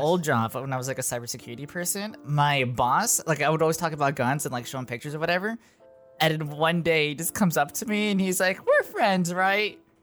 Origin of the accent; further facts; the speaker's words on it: Los Angeles, California, United States; I've never lived anywhere else besides here